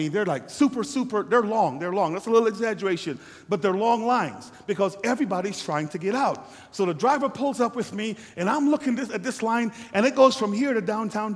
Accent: U.S. Virgin Islands; also born or lived in Guyana / St. Lucia / St. Croix; now in United States; I was born in Guyana, South America, raised in the Virgin Islands, and came here.

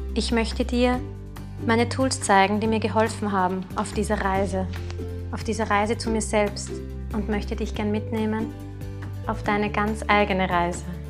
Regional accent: Vienna, Austria; Ich komme aus Wien und darf in dieser traumhaften Stadt leben.

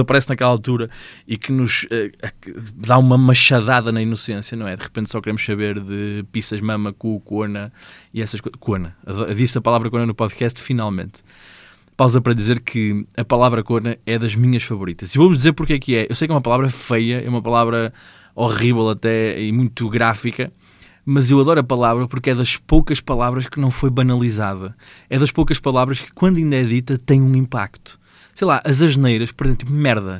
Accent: Gondomar, Norte, Portugal; eu sou de Gondomar

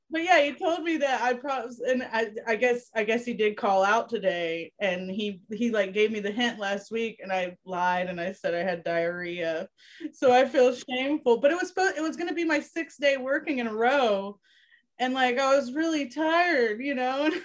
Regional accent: Ocala, Florida, United States; I'm from Ocala, Florida

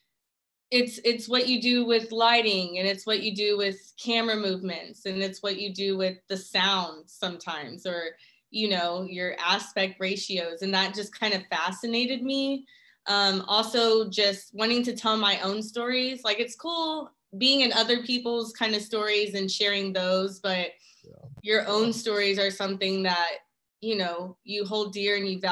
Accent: Dallas, Texas, United States; moved away as an adult; now in Atlanta, United States; I'm originally from Dallas, Texas, and I moved to Atlanta about a year and a half ago

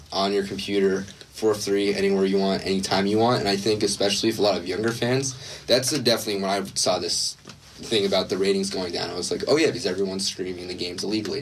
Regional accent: New Jersey, United States; I'm from New Jersey

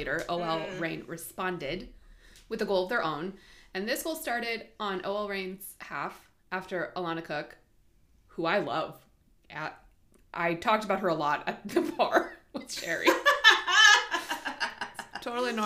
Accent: Southern California, United States; I'm from Southern California.

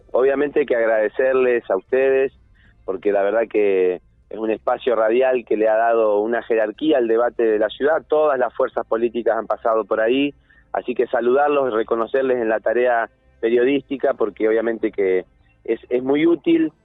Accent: Neuquén, Argentina

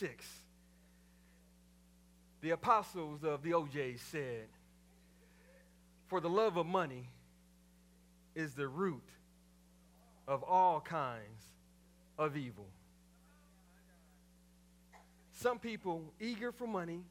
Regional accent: Waco, Texas, United States; growing up in Mount Zion Baptist Church in Waco, Texas, as a PK

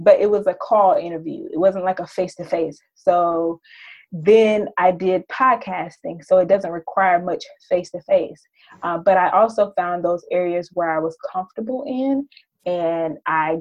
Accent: Ocala, Georgia, United States; now in New York, United States; I'm living in New York now, but I grew up in Ocala, Georgia, which is a very small town, about 3,000 people, 2 traffic lights.

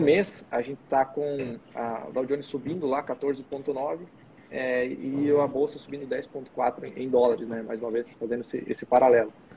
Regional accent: Brazil; como bom brasileiro

